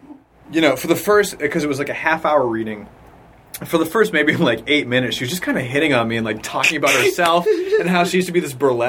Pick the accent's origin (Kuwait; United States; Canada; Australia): United States; near Salem, Massachusetts; I grew up in New England, and I grew up right near Salem, Massachusetts.